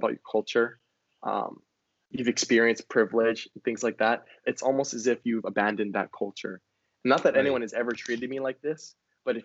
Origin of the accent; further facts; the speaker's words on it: Hawaii, United States; accent: Hawaiian; moved away as an adult; in high school, in Hawaii